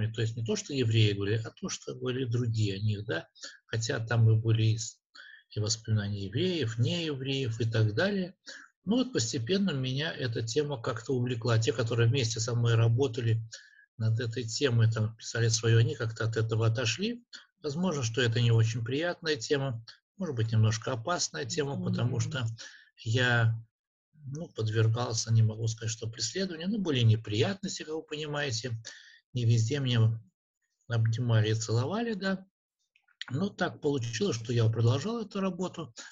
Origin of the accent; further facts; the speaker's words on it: Daugavpils, Latgale, Latvia; во-первых, я родился в Даугавпилсе. Здесь родились и жили мои родители и большинство моих предков. Поэтому для меня это родная сторона.